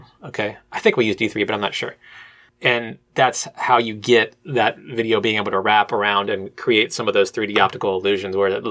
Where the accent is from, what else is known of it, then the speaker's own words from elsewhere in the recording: Cincinnati, Ohio, United States; I'm from Cincinnati